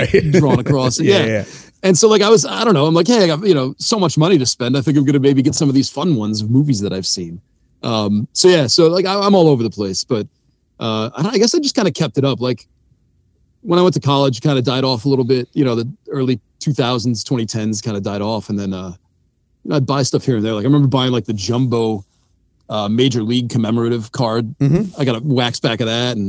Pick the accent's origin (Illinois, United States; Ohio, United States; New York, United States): New York, United States; Syracuse; I grew up in Syracuse. My family's from Jersey